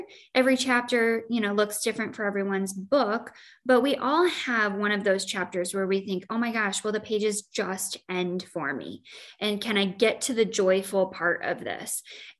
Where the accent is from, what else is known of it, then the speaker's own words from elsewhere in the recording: Joy, Illinois, United States; I grew up in Joy, Illinois.